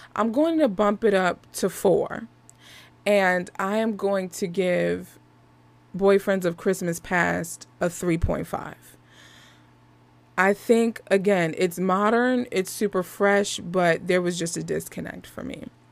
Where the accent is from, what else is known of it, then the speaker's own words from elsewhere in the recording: Philadelphia, Pennsylvania, United States; I'm from Philly